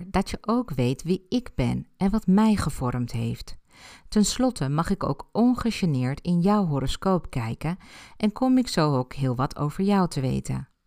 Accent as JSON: {"language": "Dutch", "town": "Ibiza", "region": "Balearic Islands", "country": "Spain", "tie": "born or raised there", "said": "Ik ben op Ibiza geboren en heb mijn jeugd daar doorgebracht."}